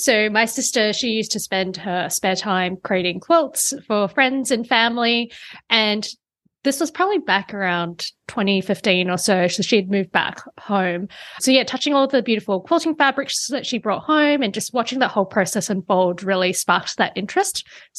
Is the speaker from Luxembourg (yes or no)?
no; Australia; moved away as an adult; now in New York City, United States; I'm actually originally from Australia, but I'm currently living in New York City. So I got married to an American.